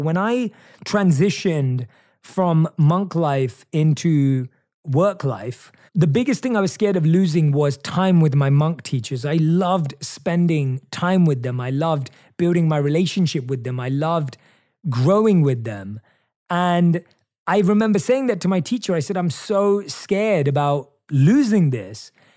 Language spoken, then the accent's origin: English; England, United Kingdom; moved away; In my home country of England